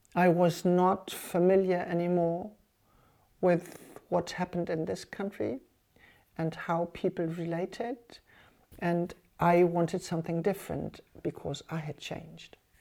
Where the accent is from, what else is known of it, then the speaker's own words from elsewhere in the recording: Germany; English is a second language; moved away as an adult; now in Cuba; for some Cubans, I was German.